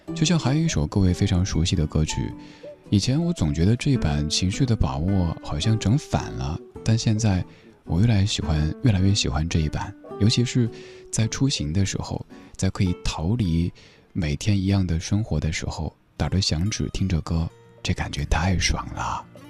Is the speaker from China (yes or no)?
yes; Sichuan, China; accent: Sichuanese; first language Sichuanese; 用我的家乡话、四川话说